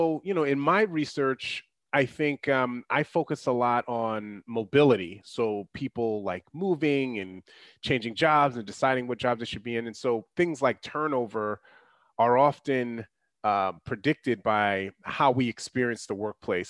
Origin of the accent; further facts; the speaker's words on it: New York, United States; I'm a New Yorker